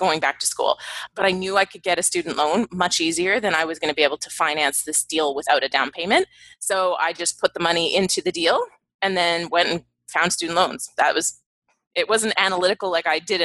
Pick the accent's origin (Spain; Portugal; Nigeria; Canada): Canada; moved away; I'm from Canada originally.